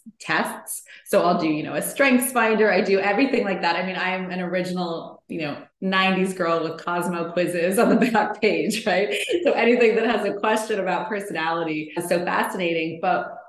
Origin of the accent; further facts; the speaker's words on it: Canada; moved away as an adult; now in California, United States; I am originally from Canada, but I had moved to California with my husband